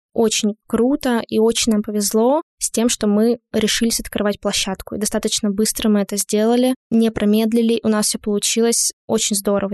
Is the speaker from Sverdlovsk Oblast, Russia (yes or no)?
yes; Lesnoy, Sverdlovsk Oblast, Russia; moved away; Я из города Лесной. Это Свердловская область, закрытый маленький городок. Поэтому у нас действительно было мало чего можно было достать.